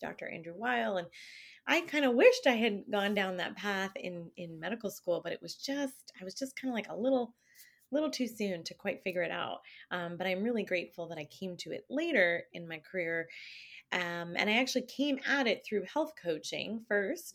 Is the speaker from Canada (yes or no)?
yes; Canada; I'm not from here. I'm, no, I'm Canadian